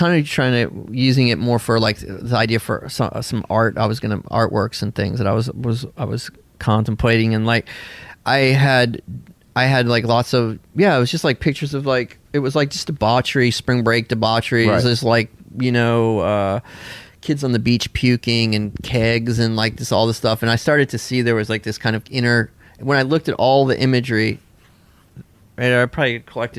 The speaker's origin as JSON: {"language": "English", "region": "the South", "country": "United States", "tie": "born or raised there", "said": "I also remembered it from growing up in the South, spring break was had been this big thing"}